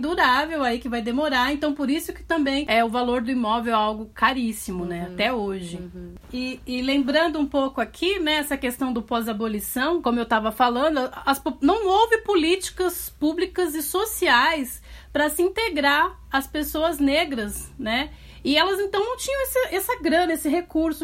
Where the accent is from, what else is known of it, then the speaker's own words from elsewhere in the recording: São Paulo, Brazil; na Zona Leste de São Paulo, que é de onde eu sou